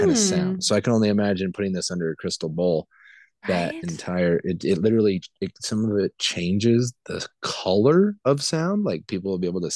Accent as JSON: {"language": "English", "region": "Montana", "country": "United States", "tie": "born or raised there", "also_born_or_lived": "Albuquerque, New Mexico", "moved": "yes", "lives_now": "Denver, United States", "said": "I was born in Montana"}